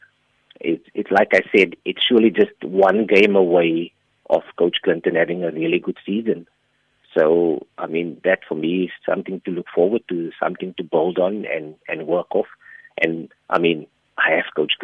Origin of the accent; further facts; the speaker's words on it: Port Elizabeth, Eastern Cape, South Africa; came back to Port Elizabeth, my hometown, and started coaching here.